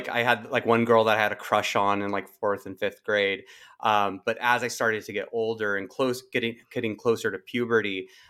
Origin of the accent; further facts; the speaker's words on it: Santa Barbara, California, United States; I was born and raised in Santa Barbara